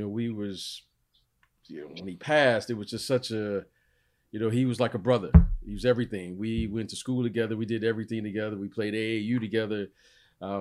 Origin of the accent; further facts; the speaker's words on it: Detroit, Michigan, United States; now in Los Angeles, United States; there's a guy that I grew up with in Detroit by the name of the Hitman